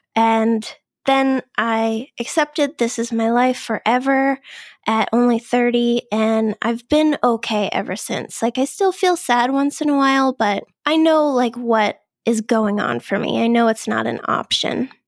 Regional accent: Boston, Massachusetts, United States; I'm from the Boston area. I've always lived here.

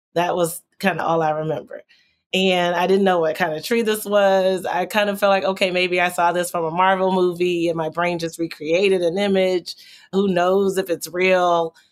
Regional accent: Texas, United States; as a child growing up in Texas

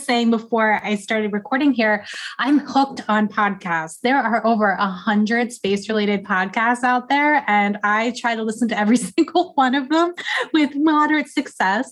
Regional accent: Pennsylvania, United States; now in Atlanta, United States; I grew up in Pennsylvania, so I moved down south for a reason

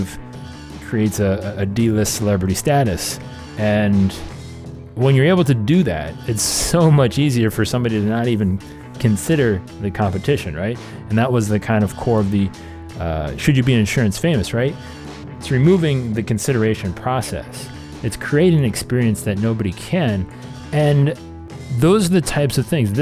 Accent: Cleveland, Ohio, United States; Cleveland, my hometown

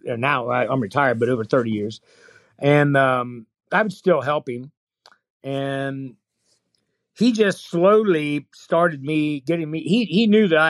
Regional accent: Springfield, Ohio, United States; I'm from Springfield, Ohio.

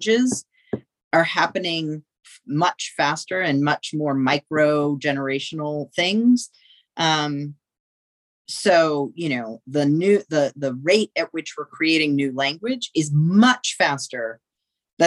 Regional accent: South Texas, United States; I grew up queer in South Texas.

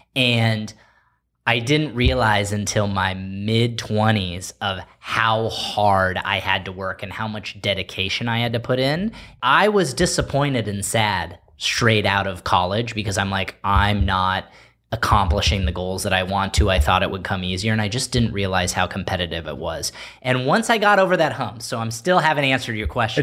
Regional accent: Palos Verdes, California, United States; the advantages that I got growing up in Palos Verdes

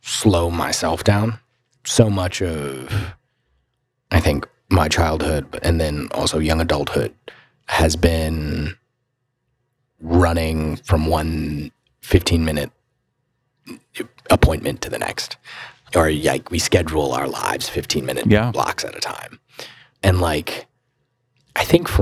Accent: Mooresville, North Carolina, United States; growing up in Mooresville, you're surrounded by cars

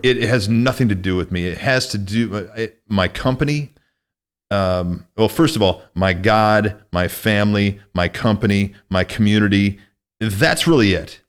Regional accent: Northwest Illinois, United States; moved away as an adult; also born or lived in Minneapolis / California; now in Nevada, United States; I grew up in Northwest Illinois

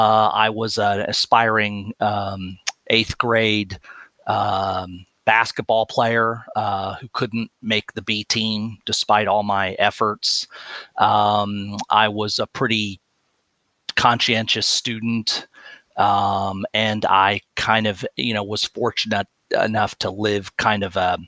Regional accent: Plano, Texas, United States; I grew up in a suburb of Dallas, Texas called Plano, which was at that time in the 1970s when my parents moved us there, was a town of about 15,000 people.

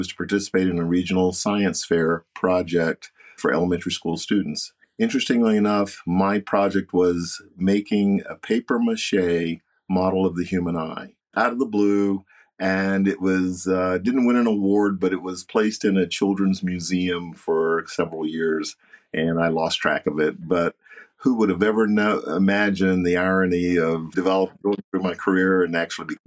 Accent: Knoxville, Tennessee, United States; I grew up in Knoxville, Tennessee

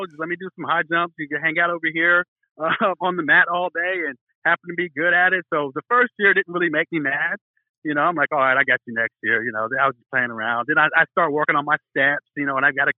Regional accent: Norman, Oklahoma, United States; I grew up here in Norman, where the University of Oklahoma is

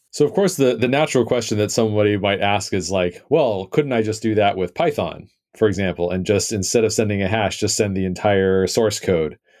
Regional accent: United States; I am American

